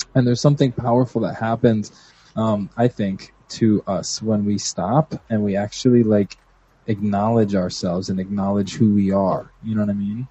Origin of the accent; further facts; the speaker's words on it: Puerto Rico; from Puerto Rico